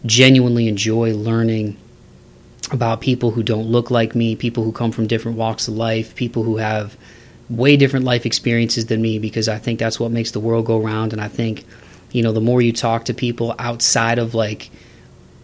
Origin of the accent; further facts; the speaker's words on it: Toledo, Ohio, United States; my hometown of Toledo